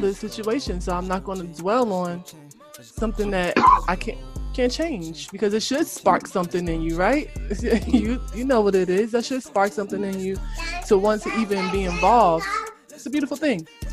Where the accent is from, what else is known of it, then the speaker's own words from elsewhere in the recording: Elizabeth, New Jersey, United States; I'm from Eastwick. If people don't know, that's Elizabeth, New Jersey